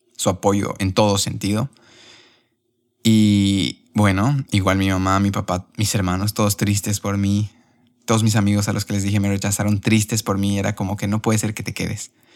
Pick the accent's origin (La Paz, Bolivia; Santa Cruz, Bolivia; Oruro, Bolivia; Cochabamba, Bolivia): Cochabamba, Bolivia; moved away as an adult; also born or lived in Spain; now in Barcelona, Spain; si mis R's se notan más, es porque soy de Cochabamba.